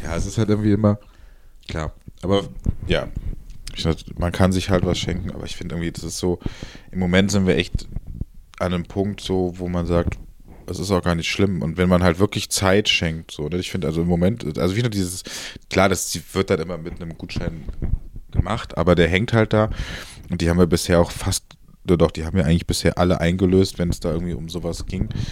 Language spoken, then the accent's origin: German; Cologne, North Rhine-Westphalia, Germany; ich bin Kölner durch und durch